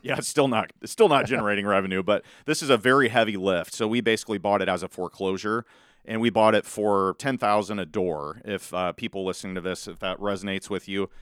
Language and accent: English; Malvern, Iowa, United States; also born or lived in Council Bluffs, Iowa; now in Carter Lake, United States; I'm from Southwest Iowa originally, Malvern, Iowa